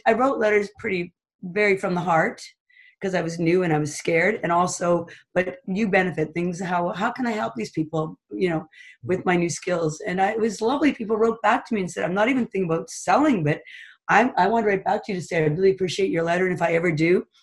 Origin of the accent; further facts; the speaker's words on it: Toronto, Ontario, Canada; now in Huntsville, Canada; I grew up in Toronto and we had a cottage